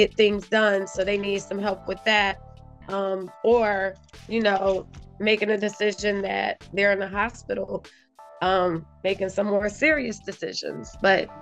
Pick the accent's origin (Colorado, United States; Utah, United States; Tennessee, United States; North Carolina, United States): North Carolina, United States; moved away as an adult; also born or lived in Ohio; now in Philadelphia, United States; Originally, I'm from Ohio. I grew up between North Carolina and Ohio